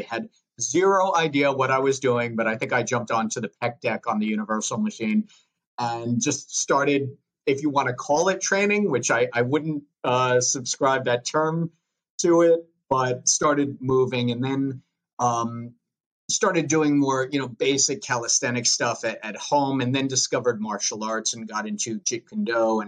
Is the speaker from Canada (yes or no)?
no; Long Island, New York, United States; accent: Long Island; I started out like many kids growing up on Long Island.